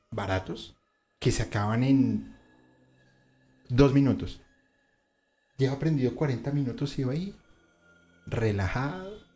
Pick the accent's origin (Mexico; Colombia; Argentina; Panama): Colombia; como somos los colombianos